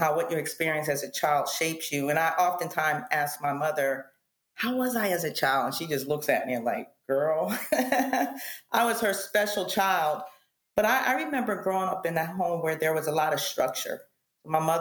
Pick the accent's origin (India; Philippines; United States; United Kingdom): United States; East Coast; I grew up on the East Coast